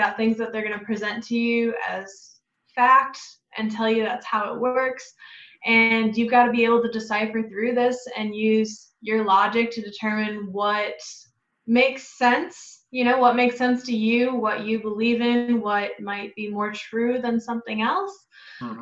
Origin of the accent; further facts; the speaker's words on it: Wisconsin, United States; moved away as an adult; also born or lived in Iowa; now in Davenport, Iowa, United States; I am originally from Wisconsin